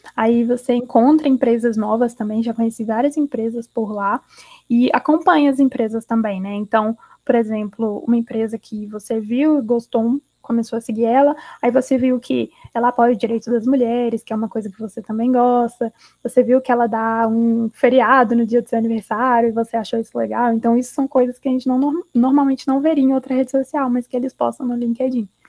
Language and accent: Portuguese; Belo Horizonte, Minas Gerais, Brazil; de BH, de onde eu sou, para São Paulo.